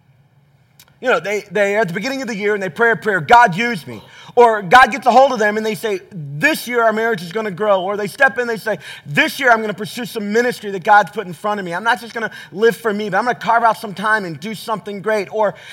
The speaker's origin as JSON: {"language": "English", "region": "the South", "country": "United States", "tie": "born or raised there", "said": "I grew up in the South"}